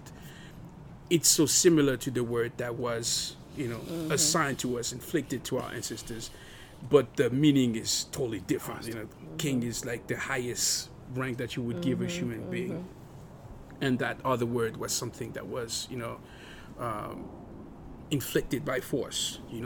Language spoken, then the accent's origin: English; France; now in United States; growing up in France